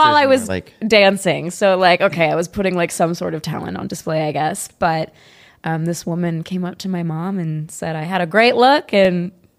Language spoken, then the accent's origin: English; San Luis Obispo, California, United States; No, born and raised California.